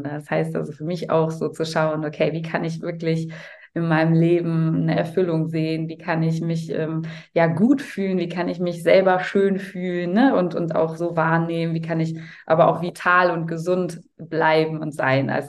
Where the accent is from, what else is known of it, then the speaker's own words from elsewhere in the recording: Cologne, North Rhine-Westphalia, Germany; Also ich komme aus Köln